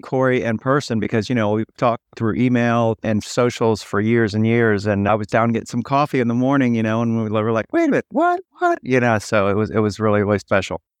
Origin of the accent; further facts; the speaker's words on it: Cincinnati, Ohio, United States; I'm from Cincinnati, Ohio